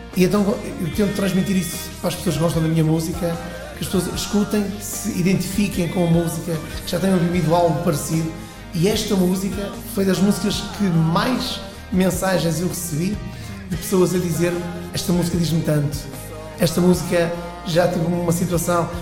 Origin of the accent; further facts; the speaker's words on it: Braga, North, Portugal; also born or lived in Porto / Fafe; Tenho raízes em Faf mas desde os 6 anos de idade que vivo em Braga.